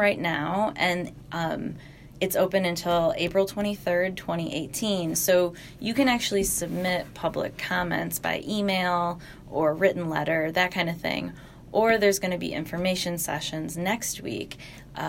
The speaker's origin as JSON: {"language": "English", "region": "Western New York", "country": "United States", "tie": "born or raised there", "said": "I grew up in Western New York and I, you know, live here now"}